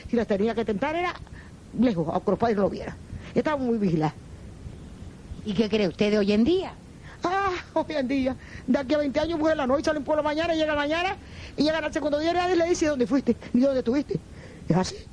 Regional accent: Sobradillo, Canary Islands, Spain; Nací aquí en el Sobradillo y toda la vida he vivido aquí. Y aquí nacieron mis, abuelas y mi madre.

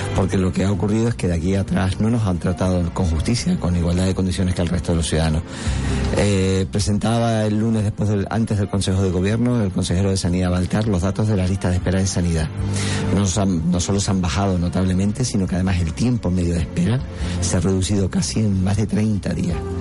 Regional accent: San Cristóbal de La Laguna, Canary Islands, Spain; yo soy de La Laguna

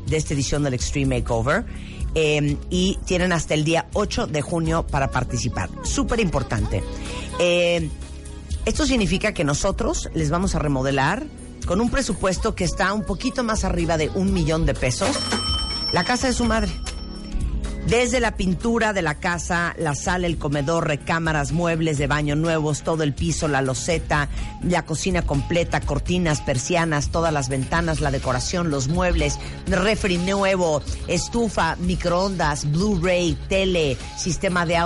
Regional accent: Mexico; si soy mexicana, tengo pasaporte.

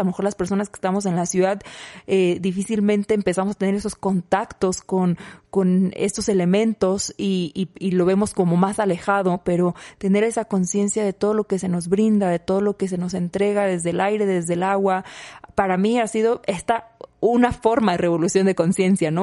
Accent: Mexico; en México decimos

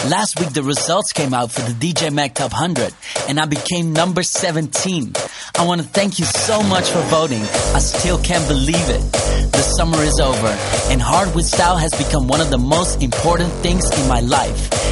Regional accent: Netherlands; I'm from Holland.

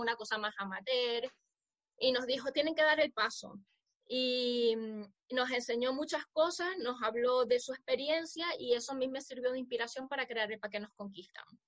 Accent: Zulia, Venezuela; now in Spain; la mm. zona de donde somos, que se llama el Zulia

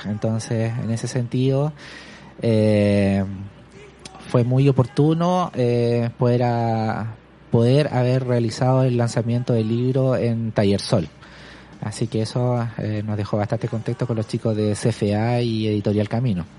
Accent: Santiago, Santiago Metropolitan Region, Chile; yo soy de Santiago, de hecho soy de la zona norte de Santiago

